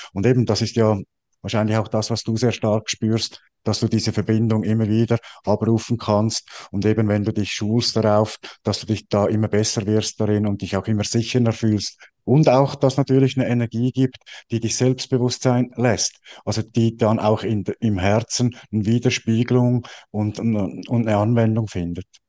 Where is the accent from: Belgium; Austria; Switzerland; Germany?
Switzerland; Ich bin Schweizer